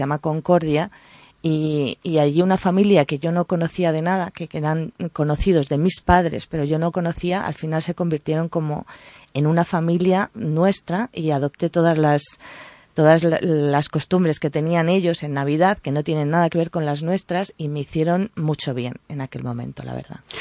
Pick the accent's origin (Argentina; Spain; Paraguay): Spain; northern Palencia, Castile and León; yo soy palentina, del norte de Palencia, donde nieva, donde hay mucha montaña